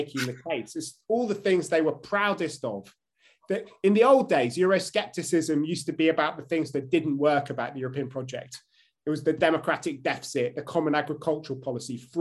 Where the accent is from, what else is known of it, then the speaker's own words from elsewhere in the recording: Brussels, Brussels-Capital Region, Belgium; now in United Kingdom; Where I grew up, when I grew up in Brussels